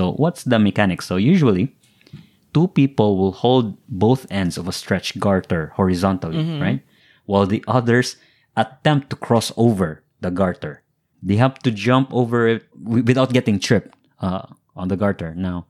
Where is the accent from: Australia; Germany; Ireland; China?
China; Shanghai; English is a second language; I'm from Shanghai. I've never seen that.